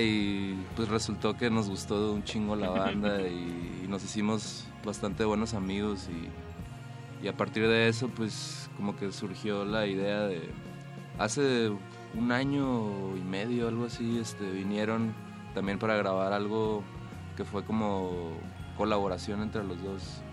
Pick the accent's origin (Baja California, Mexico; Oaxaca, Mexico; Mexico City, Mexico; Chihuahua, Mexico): Baja California, Mexico; Ensenada; somos de Ensenada